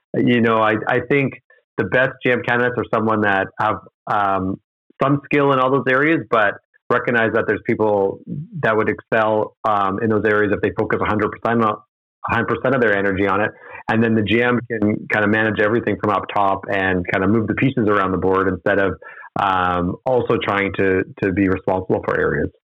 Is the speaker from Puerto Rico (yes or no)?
no; Edmonton, Alberta, Canada; growing up in Edmonton, I was a big fan of the Pipeline Show